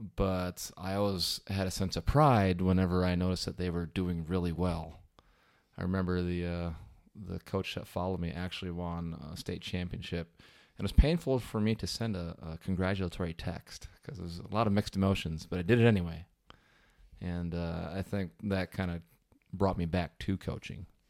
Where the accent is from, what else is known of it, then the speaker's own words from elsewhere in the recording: Wisconsin, United States; I grew up in Wisconsin, and, uh, that's kind of where I stayed.